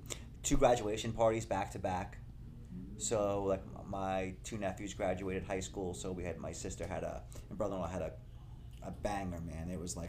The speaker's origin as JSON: {"language": "English", "town": "Patchogue", "region": "New York", "country": "United States", "tie": "born or raised there", "said": "it wasn't far from where I grew up, Bayshore. I'm from Patchogue."}